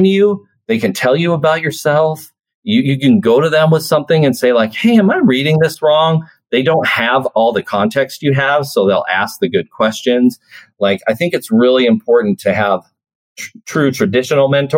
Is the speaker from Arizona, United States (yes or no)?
no; Sitka, Alaska, United States; moved away as an adult; also born or lived in New Mexico / Juneau, Alaska / Raleigh; now in Anchorage, United States; I grew up in Sitka, right? That's Baranof Island in Southeast Alaska.